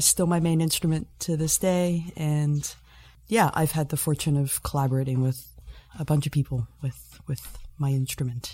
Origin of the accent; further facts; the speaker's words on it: Toronto, Ontario, Canada; moved away as an adult; also born or lived in Boston; now in Southampton, Canada; I was born and raised in Toronto, Scarborough, and uh, lived there for most of my life